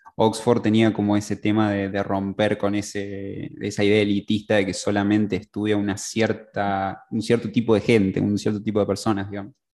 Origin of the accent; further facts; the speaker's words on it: San Francisco, Córdoba, Argentina; yo fui modelista de, los, de la vieja guardia, de, ahí de, mi ciudad natal, San Francisco.